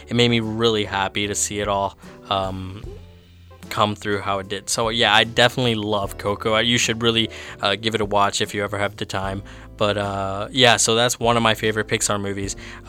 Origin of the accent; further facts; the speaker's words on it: Canada; as a Latin American, I was born here in Canada, so I can't necessarily say that I'm completely Latin American, but I have been to Guatemala.